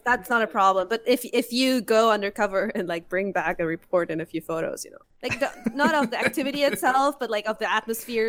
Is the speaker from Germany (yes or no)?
yes; Germany; English is a second language; now in Japan